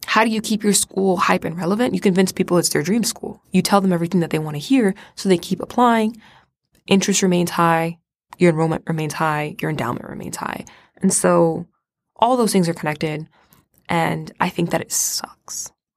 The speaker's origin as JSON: {"language": "English", "region": "Florida", "country": "United States", "said": "I'm from Florida."}